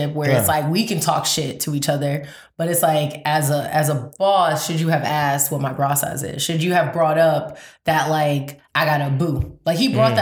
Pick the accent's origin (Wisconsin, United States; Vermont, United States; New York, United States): New York, United States; I'm from New York